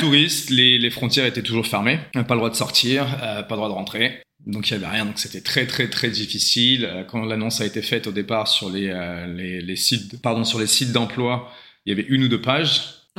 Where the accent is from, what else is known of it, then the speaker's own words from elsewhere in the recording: Saint-Germain-en-Laye, Île-de-France, France; moved away as an adult; also born or lived in New Zealand; now in Sydney, Australia; je viens de Saint-Germain-en-Laye, région parisienne